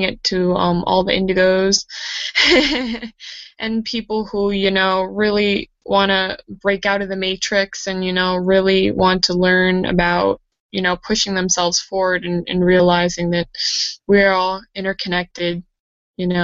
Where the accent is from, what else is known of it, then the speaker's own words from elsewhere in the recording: New Jersey, United States; I'm from New Jersey. I've been living in New Jersey my whole life.